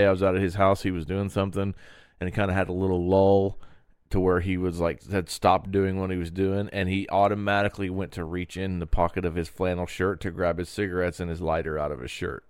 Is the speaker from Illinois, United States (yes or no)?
no; Terre Haute, Indiana, United States; been here my whole life, and this is my town